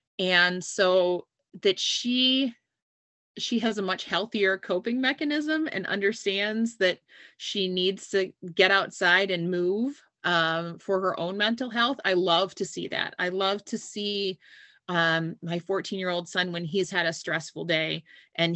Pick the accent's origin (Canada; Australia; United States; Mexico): United States; New England; I grew up in New England